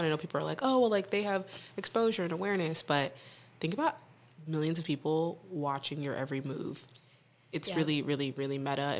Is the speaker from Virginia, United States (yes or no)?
no; El Paso, Texas, United States; born or raised there; moved away